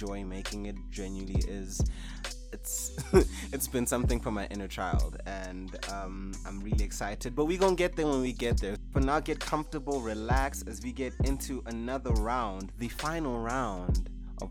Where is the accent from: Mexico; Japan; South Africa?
South Africa